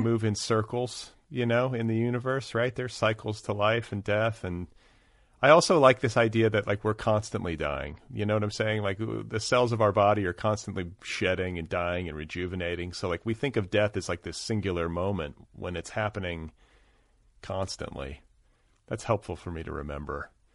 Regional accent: Milwaukee, Wisconsin, United States; also born or lived in Indiana; now in Los Angeles, United States; I was born in Milwaukee

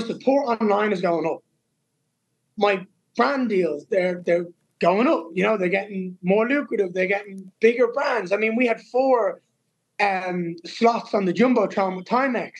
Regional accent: Dublin, Leinster, Ireland; To fight in my hometown, to be the guy that brought them back, to slay a top 10 opponent in Dublin, Ireland

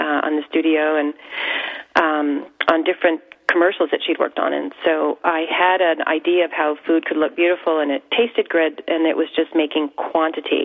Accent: California, United States; also born or lived in New York / Los Angeles / Santa Barbara; I grew up in California

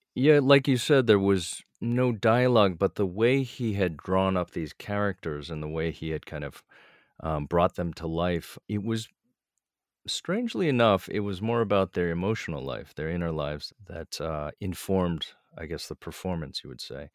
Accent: East Coast, United States; I grew up a kinda very East Coast, you know, late twentieth century kind of upbringing

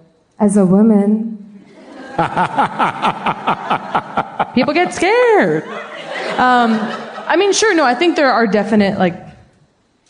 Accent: Los Angeles, California, United States; growing up in Los Angeles and going to an all-girls school

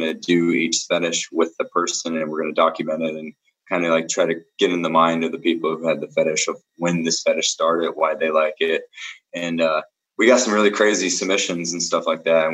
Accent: Seattle, Washington, United States; moved away as an adult; also born or lived in Arizona; now in Atlanta, United States; I was born in Arizona. even though I moved to Seattle when I was like super young

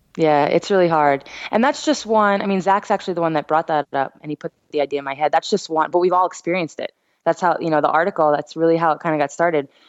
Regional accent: New York, United States; I'm from New York

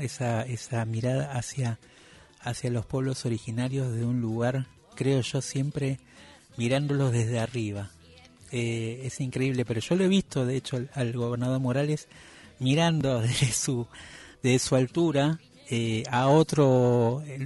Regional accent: Argentina; como argentinos, como argentinas

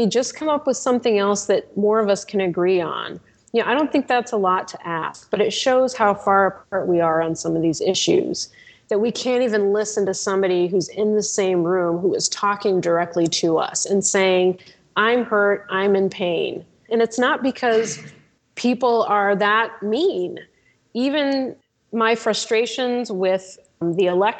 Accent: Goshen, Indiana, United States; now in Cleveland, United States; my hometown, Goshen, Indiana

